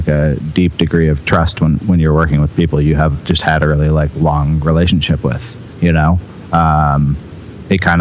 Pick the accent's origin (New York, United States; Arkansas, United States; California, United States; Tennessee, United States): California, United States; Berkeley; moved away; I'm from Berkeley, California.